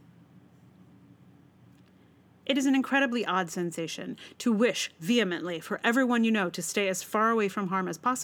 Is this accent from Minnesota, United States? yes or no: no; Charlottesville, Virginia, United States; moved away; I am from Charlottesville